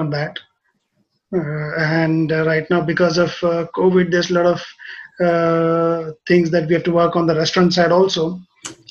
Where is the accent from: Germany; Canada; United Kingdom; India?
India; Hyderabad, Telangana; moved away as an adult; also born or lived in Kerala / Australia; now in Japan; I grew up in a city called Hyderabad